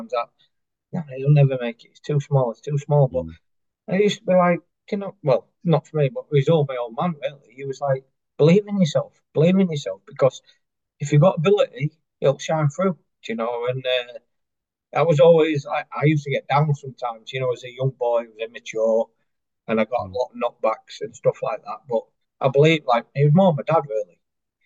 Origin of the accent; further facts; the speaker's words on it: Chesterfield, East Midlands, United Kingdom; I classed as my hometown club